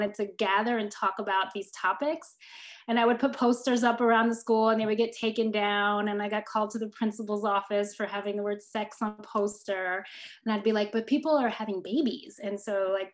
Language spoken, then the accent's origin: English; New Jersey, United States; moved away as an adult; also born or lived in Connecticut; now in Mississippi, United States; I'm originally from New Jersey